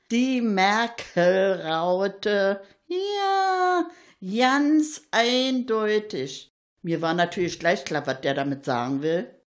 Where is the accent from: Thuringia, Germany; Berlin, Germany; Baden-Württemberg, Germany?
Berlin, Germany; Da will man als Berliner immer Vorbild sein mit seinen Erfahrungen und was ist.